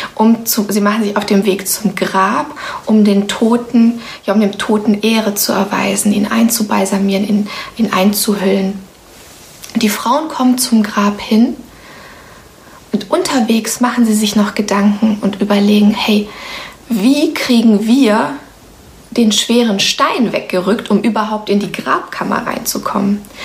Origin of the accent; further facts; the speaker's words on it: Romania; now in Germany; Ich bin zum Beispiel in Rumänien geboren